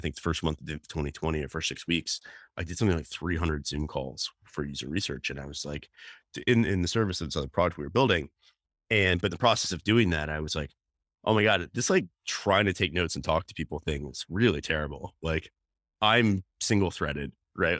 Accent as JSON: {"language": "English", "region": "North Carolina", "country": "United States", "tie": "born or raised there", "moved": "yes", "said": "I grew up in North Carolina, which is actually where I am today"}